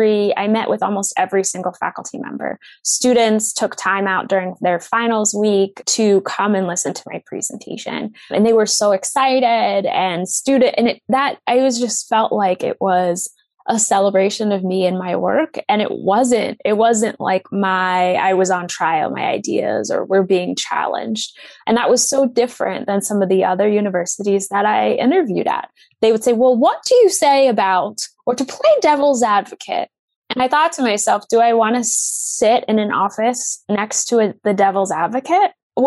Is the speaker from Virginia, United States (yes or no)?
yes; Virginia, United States; I am originally from Northern Virginia, which is very diverse, and there is just a lot happening.